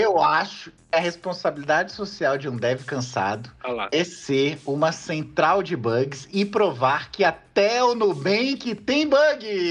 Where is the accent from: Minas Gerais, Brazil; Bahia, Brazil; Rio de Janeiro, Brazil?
Bahia, Brazil; eu sou baiano